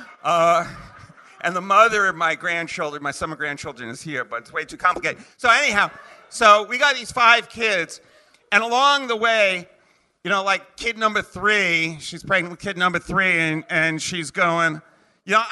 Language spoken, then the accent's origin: English; New York, United States; moved away; I'm from New York originally